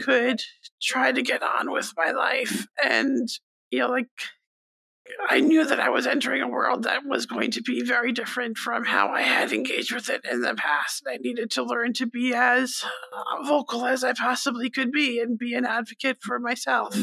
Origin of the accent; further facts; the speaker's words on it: Stony Brook, New York, United States; also born or lived in Nassau County, New York; this is largely where I grew up. It wasn't where I was born, but definitely where I grew up